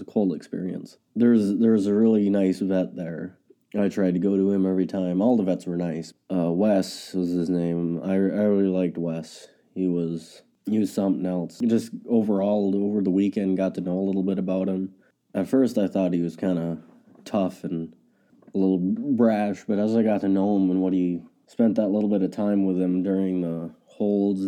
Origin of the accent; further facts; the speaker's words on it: Ransom County, North Dakota, United States; I'm from Ransom County, North Dakota.